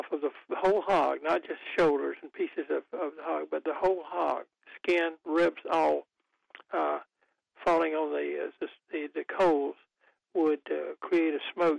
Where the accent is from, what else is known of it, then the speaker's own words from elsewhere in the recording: Goldsboro, North Carolina, United States; moved away as an adult; my hometown where I grew up, now I haven't lived there for 60 years, I guess, since I went off to college